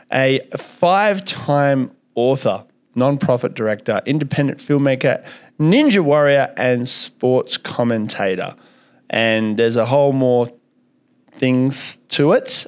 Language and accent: English; Kalgoorlie, Western Australia, Australia; also born or lived in Soviet Union; I grew up in Kalgoorlie